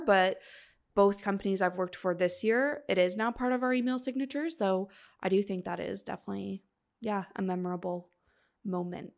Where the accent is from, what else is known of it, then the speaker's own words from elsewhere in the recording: Canada; we're Canadian.